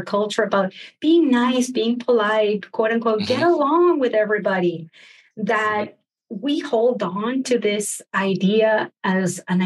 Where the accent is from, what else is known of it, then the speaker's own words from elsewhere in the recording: Argentina; growing up in Argentina